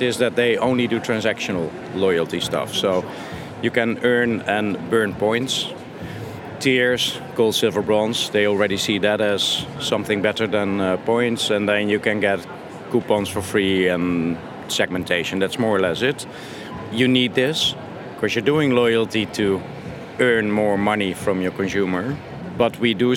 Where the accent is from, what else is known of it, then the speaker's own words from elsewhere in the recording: Netherlands; I'm from Holland